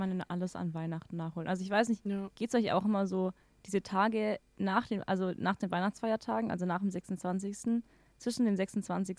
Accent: Swabia, Baden-Württemberg, Germany; now in Regensburg, Germany; ich komme ja aus dem Schwabeländle

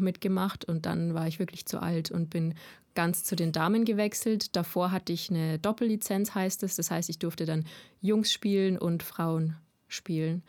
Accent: Landshut, Bavaria, Germany; also born or lived in Munich, Germany; ich bin 23 Jahre alt, komme aus Landshut

